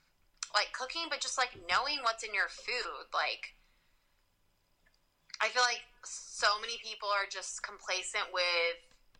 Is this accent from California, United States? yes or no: yes; California, United States; also born or lived in Louisiana; California. Even though I lived in Louisiana and I've lived everywhere else, but I guess I do sound like I'm from California.